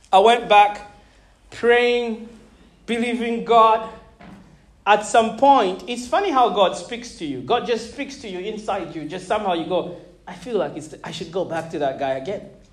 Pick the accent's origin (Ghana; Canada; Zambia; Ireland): Zambia; moved away as an adult; also born or lived in Malawi; now in United Kingdom; I grew up uh, a foreigner in Zambia.